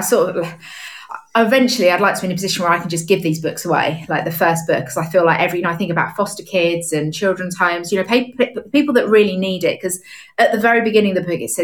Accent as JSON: {"language": "English", "region": "London", "country": "United Kingdom", "moved": "as an adult", "lives_now": "Nashville, United States", "said": "I'm from London"}